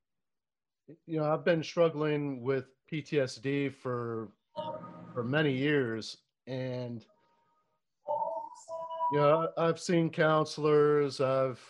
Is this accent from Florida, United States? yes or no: yes; Florida, United States; growing up in Florida